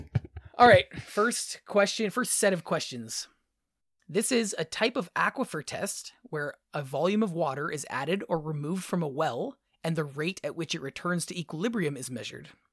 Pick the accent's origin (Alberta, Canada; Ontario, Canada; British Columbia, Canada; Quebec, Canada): Ontario, Canada; near the Welland Canal; where I grew up near the Welland Canal, we always had a weir that went through the center of our town